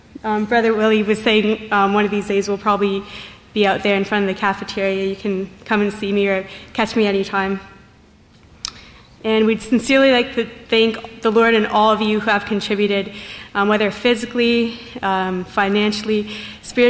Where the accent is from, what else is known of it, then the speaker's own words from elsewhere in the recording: Tecate, Baja California, Mexico; I'm from Tecate, Mexico.